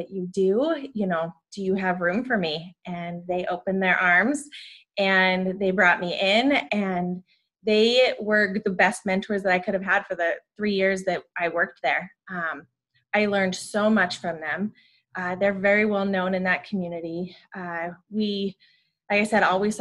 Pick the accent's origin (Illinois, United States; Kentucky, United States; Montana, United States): Montana, United States; moved away as an adult; also born or lived in Butte, Montana / Great Falls, Montana / Spokane, Washington / Sacramento, California; I was born and raised in Montana, born in Butte, about middle school, moved to Great Falls